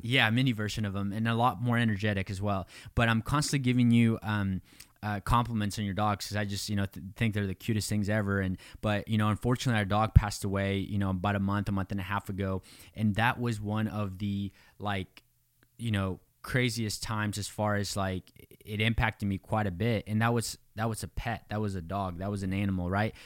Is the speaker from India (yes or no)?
no; Mexico; I was born in Mexico. I, you know, grew up in poverty